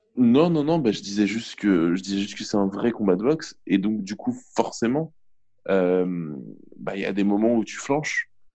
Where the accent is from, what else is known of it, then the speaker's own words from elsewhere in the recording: Argenteuil, Île-de-France, France; je viens d'Argenteuil à la base. Et euh, donc, donc plutôt, plutôt ville populaire, de banlieue parisienne